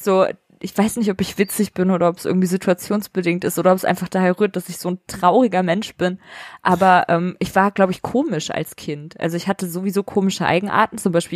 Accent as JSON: {"language": "German", "town": "Vellmar", "region": "Hesse", "country": "Germany", "said": "wo ich herkomme, aus der Nähe von Kassel"}